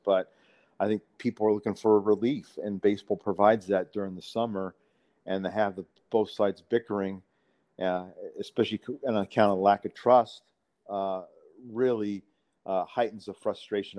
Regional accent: Bay Area, California, United States; I grew up in the Bay Area

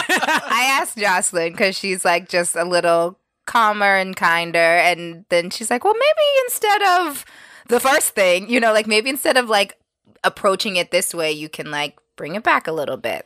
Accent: New York, United States; we're from New York

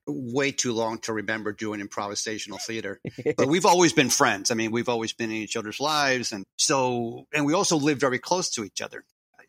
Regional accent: New York, United States; moved away as an adult; now in Los Angeles, United States; I'm from New York. I went to film school there.

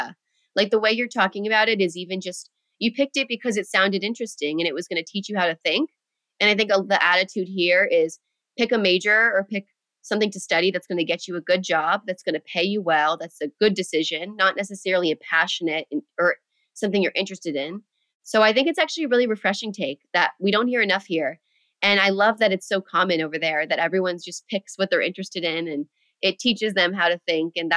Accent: United States

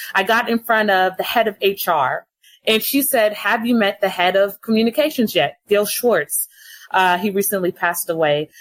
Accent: Los Angeles, California, United States; born and raised in Los Angeles

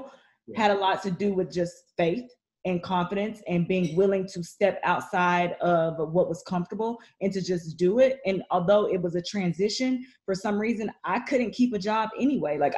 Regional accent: small town in Texas, United States; moved away; Small town growing up

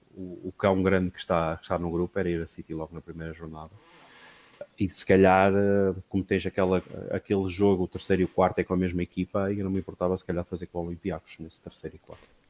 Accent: Portugal; sendo português

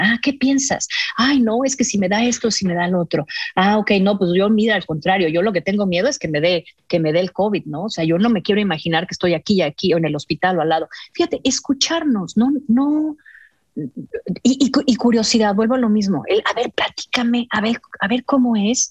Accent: Mexico; moved away; soy mexicana

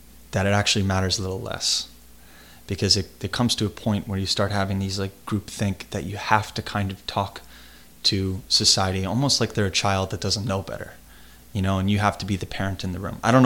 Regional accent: United States; me as an American

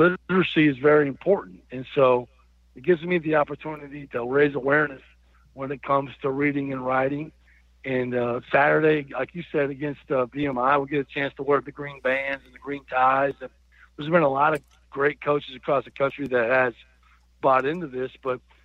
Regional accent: Iowa, United States; moved away as an adult; also born or lived in Arkansas; I grew up in Iowa and as a young person and moved to Arkansas when I was a senior in college

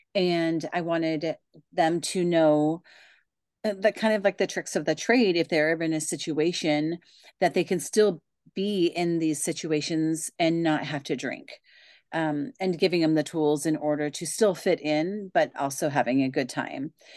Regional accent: Pacific Northwest, United States; I am from the Pacific Northwest

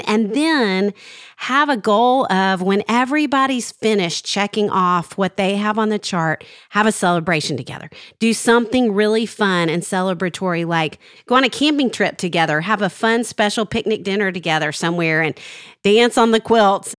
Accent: Arkansas, United States; growing up in Arkansas

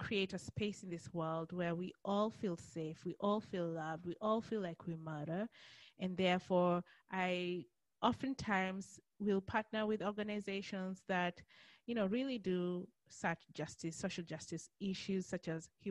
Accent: Kenya; also born or lived in Australia; now in United States; But I'm originally from Kenya

